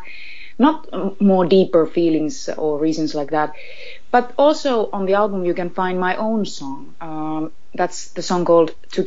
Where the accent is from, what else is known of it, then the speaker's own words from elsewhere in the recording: Finland; I'm a girl from Finland, first of all, where Christmas is seen as something very quiet and peaceful